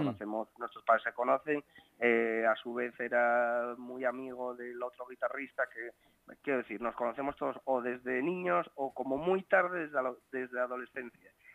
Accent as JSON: {"language": "Spanish", "region": "Asturias", "country": "Spain", "said": "la gente que somos asturianos"}